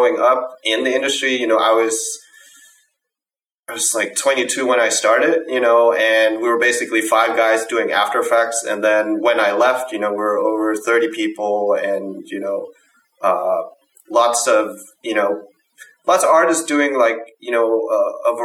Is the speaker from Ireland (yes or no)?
no; Denmark; And I'm from Denmark. So growing up in Denmark